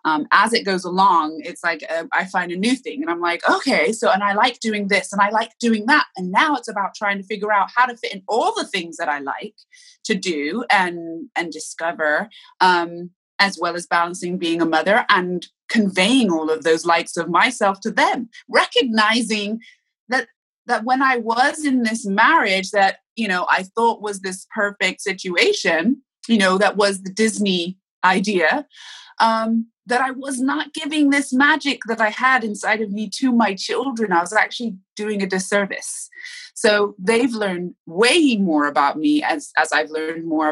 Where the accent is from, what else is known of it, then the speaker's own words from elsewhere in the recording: Bath, South West England, United Kingdom; moved away; also born or lived in Miami; I grew up mostly in Bath, England, but I did come to Miami for 3 years of my childhood.